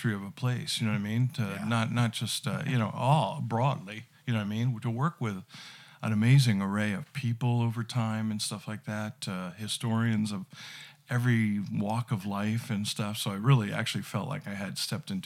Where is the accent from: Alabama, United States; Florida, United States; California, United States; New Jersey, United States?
New Jersey, United States; also born or lived in Bozeman, Montana; now in Billings, United States; I'm originally from New Jersey